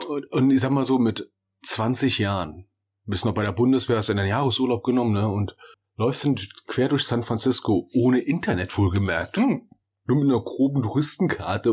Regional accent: Berlin, Germany; moved away; also born or lived in near the Altrhein (Rhine); wir sind Berliner

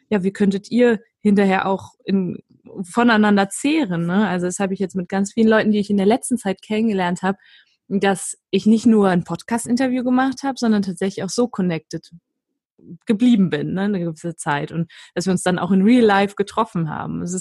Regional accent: Düsseldorf, North Rhine-Westphalia, Germany; auch als Düsseldorfer Mädchen darf man Köln gut finden.

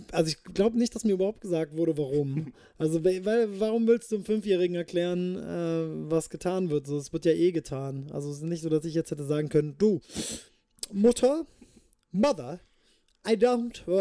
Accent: Kirchheim unter Teck, Baden-Württemberg, Germany; also born or lived in Japan / El Paso, Texas, United States; geboren bin ich in Kirchheim unter Tech im, im wunderschönen Schwabenland. Ähm, dann bin ich, wie schon vorher beschrieben, fünf Jahre nach Japan. Dann war ich wieder äh, sechs Jahre in Kirchheim als Teenager. Dann war ich in El Paso, Texas.

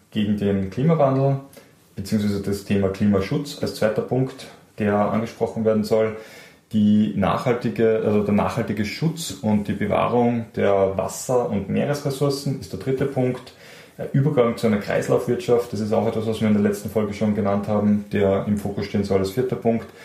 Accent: Austria; Und was mir persönlich als Österreicher besonders gefallen hat

